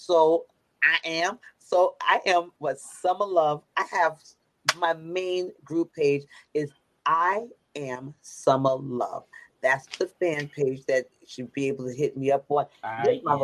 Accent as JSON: {"language": "English", "town": "New York City", "region": "New York", "country": "United States", "said": "I'm from Brooklyn."}